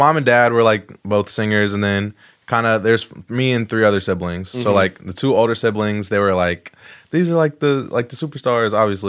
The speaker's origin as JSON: {"language": "English", "town": "West Chester", "region": "Ohio", "country": "United States", "tie": "born or raised there", "said": "Yeah, lived in the same house like my whole life. In Westchester, actually."}